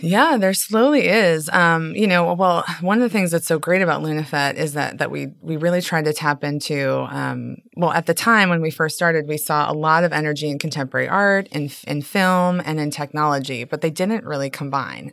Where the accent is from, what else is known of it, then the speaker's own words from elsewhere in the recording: Chicago, Illinois, United States; now in New Orleans, United States; I'm from Chicago